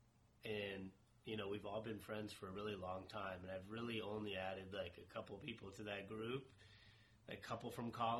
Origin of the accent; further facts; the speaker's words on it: Bellevue, Washington, United States; we're from Bellevue, Washington, a pretty affluent, like, high-class city.